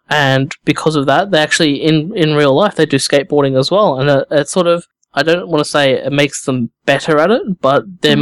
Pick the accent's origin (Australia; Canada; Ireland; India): Australia; I'm Australian, it's summer here